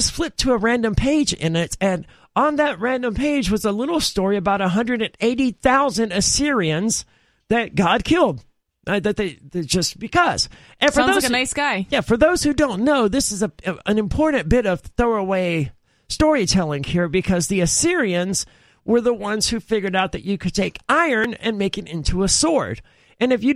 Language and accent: English; the South, United States; I'm from the South